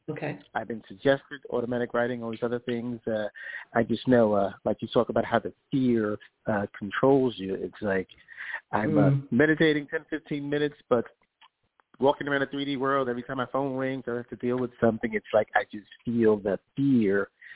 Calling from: New York, United States; Oh, sure. … I'm calling from New York.

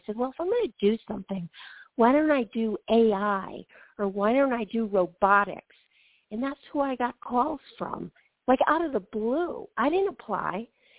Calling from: Georgia, United States; I'm calling from Georgia.

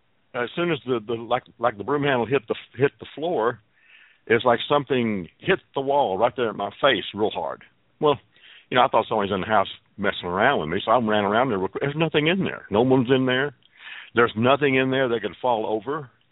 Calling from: Fort Worth, Texas, United States; I'm calling from Fort Worth, Texas.

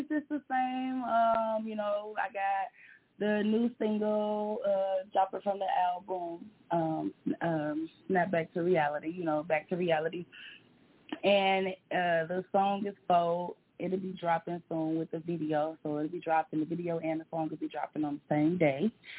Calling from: Detroit, Michigan, United States; I'm calling from Detroit, Michigan, of course.

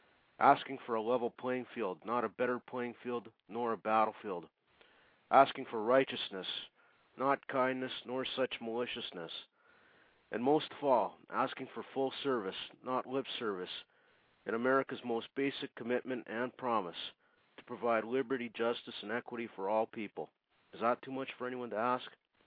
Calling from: Saskatchewan, Canada; I'm in Canada at the moment.

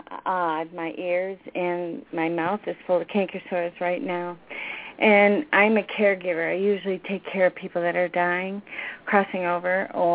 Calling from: Wisconsin, United States; I'm from Wisconsin.

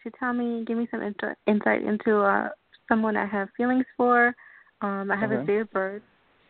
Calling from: New York, United States; I'm doing good. I'm calling from New York.

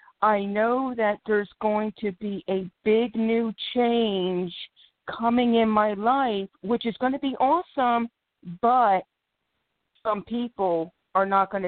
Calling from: Philadelphia, Pennsylvania, United States; Philadelphia, PA.

